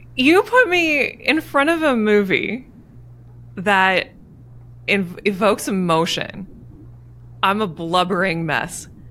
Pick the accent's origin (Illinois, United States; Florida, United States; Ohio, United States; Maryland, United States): Maryland, United States; moved away as an adult; also born or lived in Pennsylvania; I was leaving Maryland. I was moving to Pennsylvania.